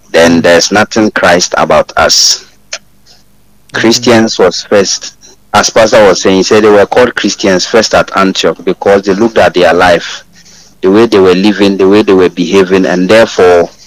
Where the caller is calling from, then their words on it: Kokobin, Ashanti, Ghana; I'm … calling from Kokobin.